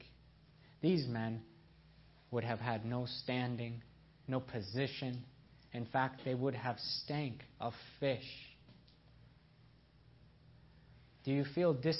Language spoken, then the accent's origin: English; upstate New York, United States; also born or lived in Iran / Nebraska; I was born in Iran. I was a zealous Muslim child. I was as proud as they came. I was very lost. And then my parents immigrated to North America. I grew up in New York State most of my life in upstate New York